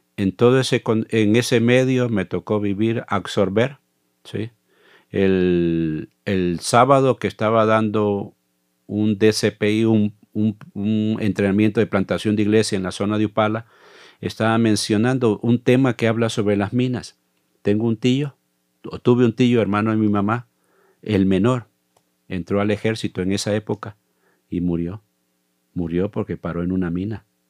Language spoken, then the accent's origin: Spanish; Zaragoza, La Libertad, El Salvador; moved away as an adult; now in Costa Rica; soy del Salvador. Nací en un pueblo llamado Zaragoza, del Departamento de la Libertad